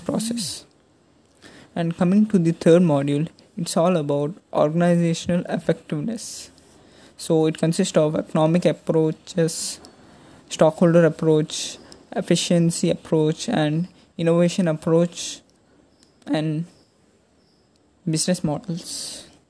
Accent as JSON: {"language": "English", "area": "Krishna district", "region": "Andhra Pradesh", "country": "India", "said": "I'm from Krishna district, Andhra Pradesh."}